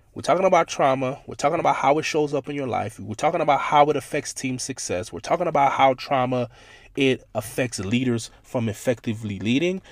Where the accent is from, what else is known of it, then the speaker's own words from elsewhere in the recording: Miami, Florida, United States; growing up in Miami, Florida